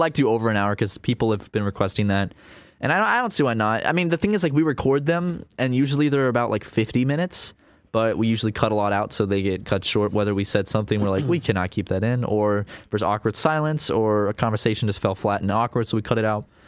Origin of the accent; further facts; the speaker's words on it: South Carolina, United States; we grew up in South Carolina